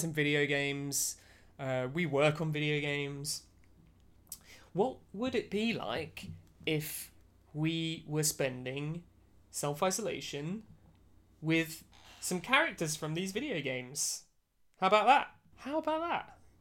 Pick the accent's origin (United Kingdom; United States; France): United Kingdom; as a British person